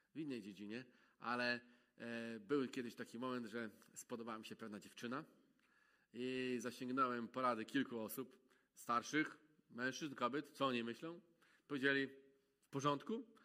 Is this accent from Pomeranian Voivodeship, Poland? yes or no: yes; Malbork, Pomeranian Voivodeship, Poland; moved away as an adult; also born or lived in Gdańsk; w Malborku się wychowałem